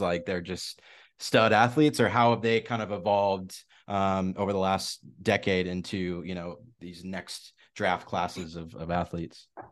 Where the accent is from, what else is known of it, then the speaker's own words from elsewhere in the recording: Spokane, Washington, United States; I'm from Spokane, Washington, so I've been a Seahawks guy